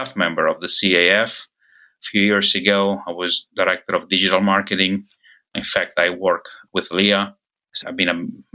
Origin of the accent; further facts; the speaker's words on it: Italy; now in United States; I'm originally from Italy